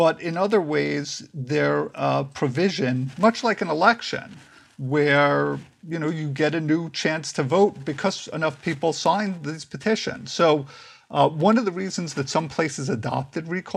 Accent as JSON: {"language": "English", "town": "New York City", "region": "New York", "country": "United States", "moved": "as an adult", "lives_now": "East Bay, United States", "said": "I'm actually from Brooklyn, but because my wife moved out. She was getting her PhD, so I moved out here"}